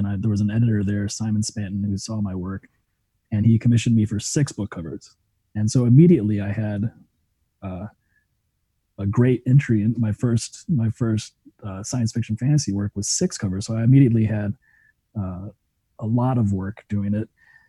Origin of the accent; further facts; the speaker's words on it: Germany; growing up in Germany and running around Schloss Frankenstein and my mom reading Frankenstein to me the day after we visited the castle where Mary Shelley was inspired to write it